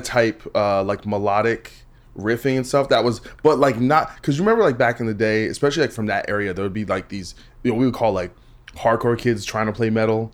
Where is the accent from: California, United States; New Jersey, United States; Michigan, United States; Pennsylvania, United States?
New Jersey, United States; I'm from Jersey